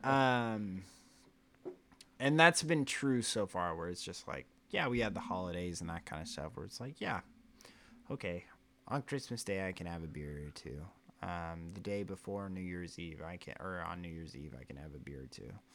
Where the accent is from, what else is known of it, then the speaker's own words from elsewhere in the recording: Oklahoma, United States; I always say American or I'm from Oklahoma